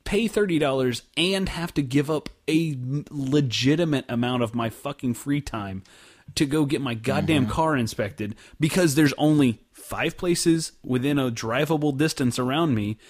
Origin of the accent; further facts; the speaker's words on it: Oklahoma, United States; now in Dallas, United States; I grew up in Oklahoma